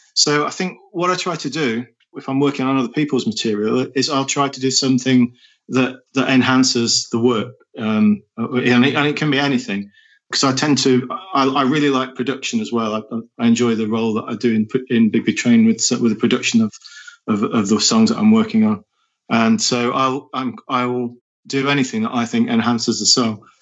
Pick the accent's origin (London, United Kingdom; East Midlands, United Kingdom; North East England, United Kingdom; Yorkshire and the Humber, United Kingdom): East Midlands, United Kingdom; Nottingham; I was born in Nottingham in the Midlands and my father was a, a carpenter